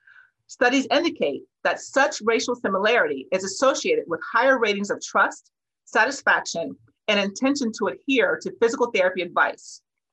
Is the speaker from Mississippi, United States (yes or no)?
no; Cincinnati, Ohio, United States; I grew up in Cincinnati, Ohio, but spent my early years as a clinician on Chicago's South Side in the Bronzeville and South Shore neighborhoods.